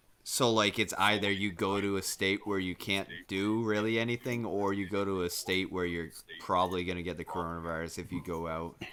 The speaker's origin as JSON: {"language": "English", "area": "15 minutes west of Boston", "region": "Massachusetts", "country": "United States", "said": "I'm from the United"}